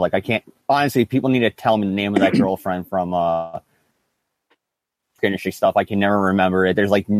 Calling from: Kenosha, Wisconsin, United States; Wisconsin, Kenosha.

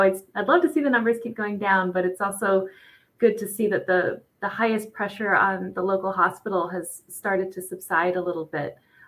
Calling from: Allentown, Pennsylvania, United States; I'm calling from Allentown, Pennsylvania. So I'm actually probably like an hour away, I'm guessing, from Johanna.

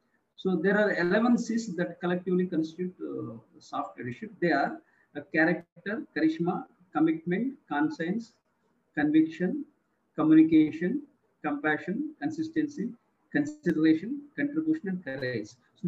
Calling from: India; I'm speaking from India.

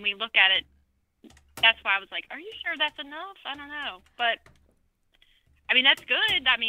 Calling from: South Carolina, United States; I am in South Carolina.

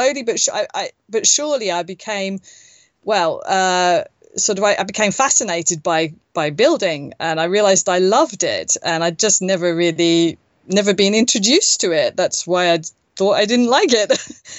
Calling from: northern Spain, Spain; Well, from Spain. Yes, I'm not in Turkey.

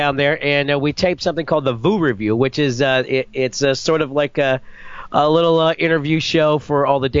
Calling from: Florida, United States; Well, I'm back in Florida right now.

